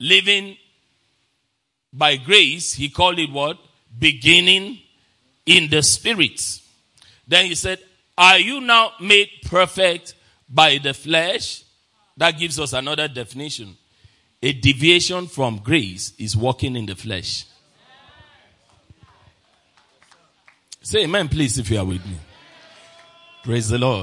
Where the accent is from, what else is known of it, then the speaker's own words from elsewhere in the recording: Nigeria; I'm a Nigerian